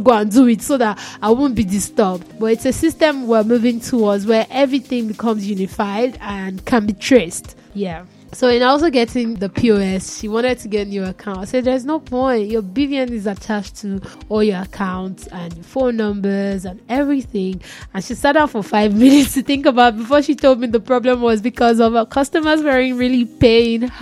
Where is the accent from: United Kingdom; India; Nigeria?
Nigeria; I'm still generous as a Nigerian to another Nigerian